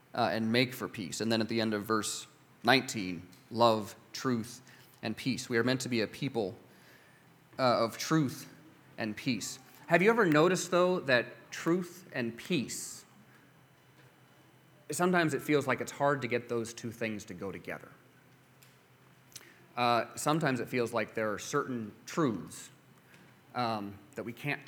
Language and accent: English; United States; as an American Christian